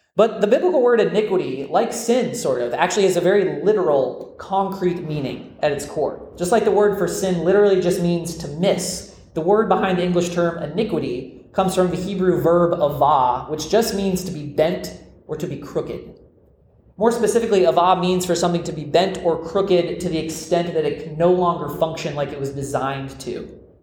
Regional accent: Florida, United States; I grew up in Florida, America's most famous peninsula

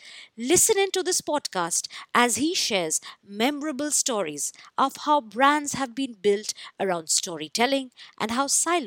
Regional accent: Jamshedpur, Jharkhand, India; because I'm from Jamshedpur

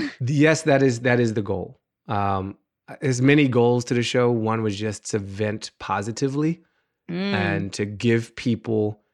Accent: Washington, District of Columbia, United States; also born or lived in Maryland; In Washington, D.C. I grew up in Washington, D.C. I'm a native Washingtonian, and I lived there basically till I was 18. We moved from D.C. to Maryland when I was 12, but I still was going to school in D.C.

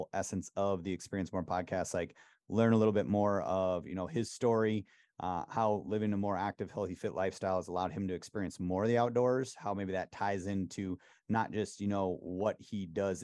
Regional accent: Wisconsin, United States; just a little country bumpkin from Wisconsin

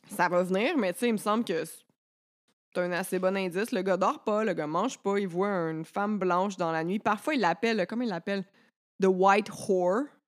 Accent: Quebec, Canada; j'ai été élevée au Québec

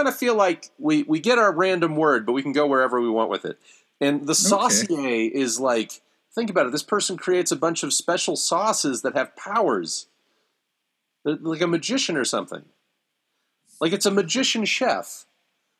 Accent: Ohio, United States; growing up in Ohio

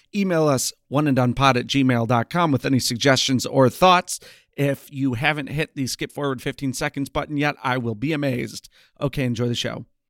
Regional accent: Chicago, Illinois, United States; we're both from Chicago

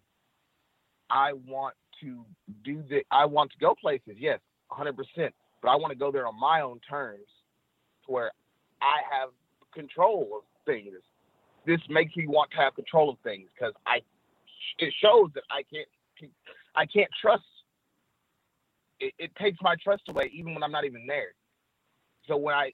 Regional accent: Tennessee, United States; I am from Tennessee. I am from the South

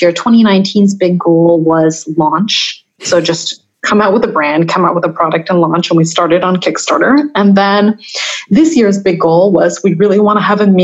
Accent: Taiwan; I'm from Taiwan

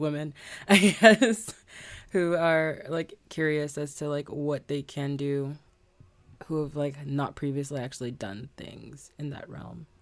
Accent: Bahamas; moved away; also born or lived in Ohio, United States; me being a Bahamian

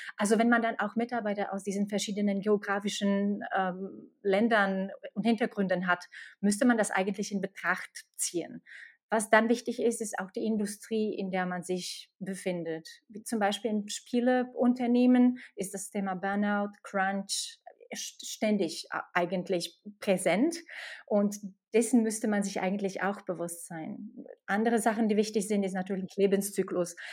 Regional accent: Slovakia; German is a second language; moved away as an adult; also born or lived in Czech Republic / Ireland; now in Germany; ich komme nicht aus Deutschland. Ich komme aus der Slowakei und bin nach Deutschland vor neun Jahren über Tschechien, Irland und Deutschland gekommen

